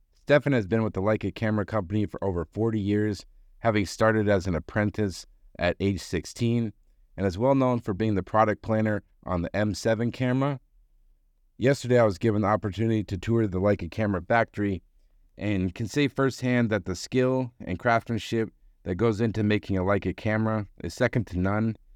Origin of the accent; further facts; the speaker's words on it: Boston, Massachusetts, United States; I'm from Boston